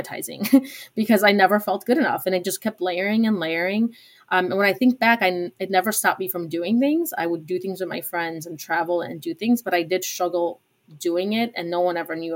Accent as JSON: {"language": "English", "town": "Chicago", "region": "Illinois", "country": "United States", "tie": "born or raised there", "also_born_or_lived": "Poland", "said": "I moved to Chicago to the suburbs when I was 5 from Poland"}